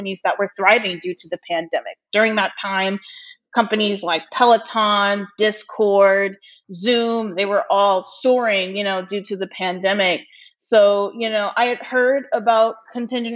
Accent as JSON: {"language": "English", "town": "Los Angeles", "region": "California", "country": "United States", "tie": "born or raised there", "also_born_or_lived": "Virginia", "said": "I was born and raised in Los Angeles"}